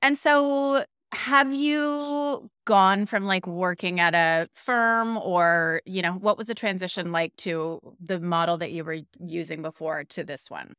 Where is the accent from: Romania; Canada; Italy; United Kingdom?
Canada; now in Denmark, Australia; I'm Canadian.